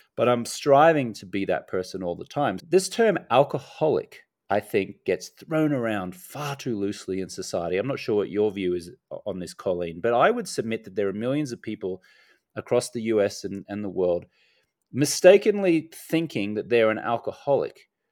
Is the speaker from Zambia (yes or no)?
no; Australia; also born or lived in United States; now in Medellin, Colombia; I'm an Australian American